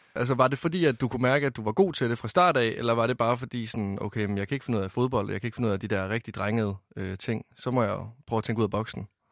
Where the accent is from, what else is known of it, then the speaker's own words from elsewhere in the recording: Varde, Southern Denmark, Denmark; moved away; Jeg kommer fra Varde i Vestjylland